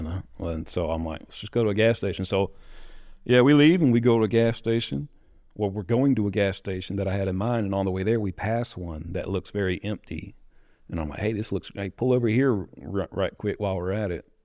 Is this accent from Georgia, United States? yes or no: no; Greer, South Carolina, United States; I'm from, uh, right by Greenville, South Carolina. It's pretty well known, but a little small town called Greer. Um, growing up, my dad, he was a preacher